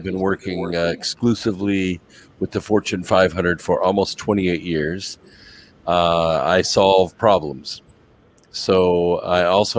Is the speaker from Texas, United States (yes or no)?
no; California, United States; now in Charlotte, United States; I am originally from California, but I now live in just outside of Charlotte, North Carolina.